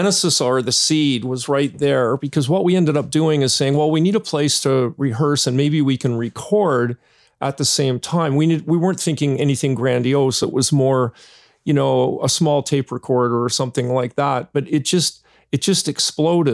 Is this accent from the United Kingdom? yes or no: no; Hamilton, Ontario, Canada; moved away; I'm originally from Hamilton too